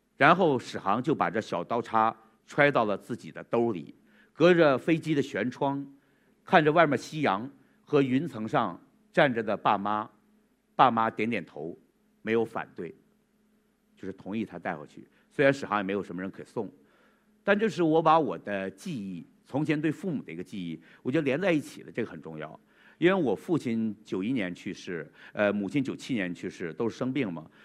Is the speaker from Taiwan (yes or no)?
no; Changchun, Jilin, China; 我们长春人